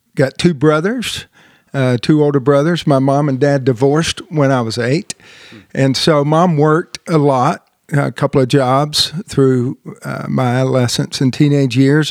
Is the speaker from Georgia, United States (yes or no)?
yes; Marietta, Georgia, United States; moved away; also born or lived in Southern California; I was born and raised in Marietta, Marietta, Georgia